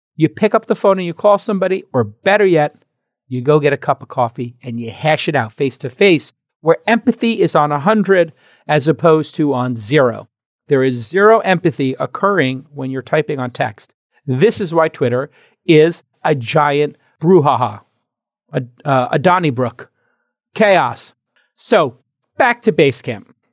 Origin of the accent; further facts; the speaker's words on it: New York City, New York, United States; moved away; now my hometown, New York City